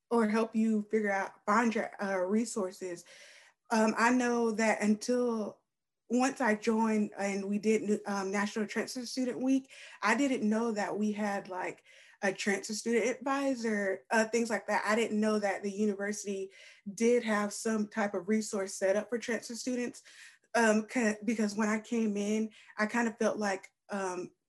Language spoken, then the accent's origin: English; Spartanburg, South Carolina, United States; like I came from Spartanburg and that was a whole different type of environment.